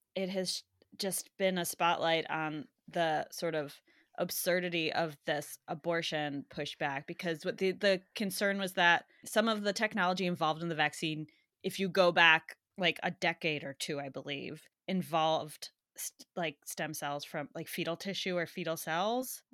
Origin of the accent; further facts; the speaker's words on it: United States; in American, growing up, going to school in the U S